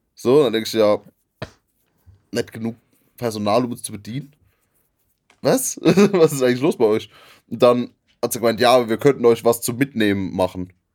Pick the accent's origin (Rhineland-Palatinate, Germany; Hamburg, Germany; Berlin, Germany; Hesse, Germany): Rhineland-Palatinate, Germany; in der Gegend, wo wir, wo ich herkomme, wird eher Wein getrunken